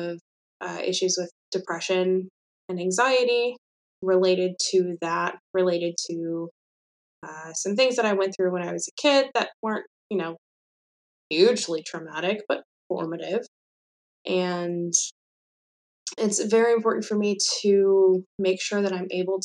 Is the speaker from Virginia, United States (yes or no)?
yes; Mechanicsville, Virginia, United States; I grew up in Central Virginia, outside of Richmond in Mechanicsville.